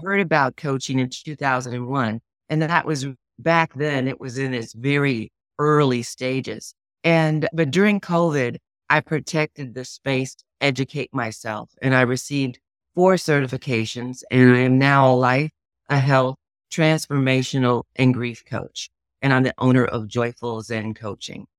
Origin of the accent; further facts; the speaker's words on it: Chicago, Illinois, United States; now in Kansas City, United States; I was born and raised in Chicago, Illinois